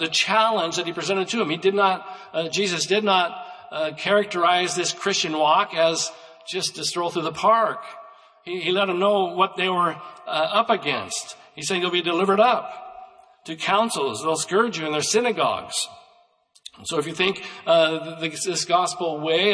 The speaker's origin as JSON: {"language": "English", "country": "United States", "tie": "born or raised there", "said": "I grew up in Douglas County, and at that time, in my growing up years, they said that was sheep country, that county had more sheep than any county in the United States"}